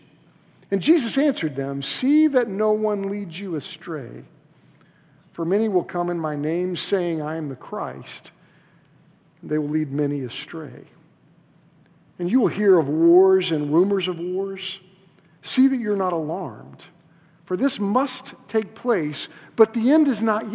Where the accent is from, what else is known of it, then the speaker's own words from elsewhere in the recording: Moore, Oklahoma, United States; moved away; I was in the heart of Moore, Oklahoma. That's where I grew up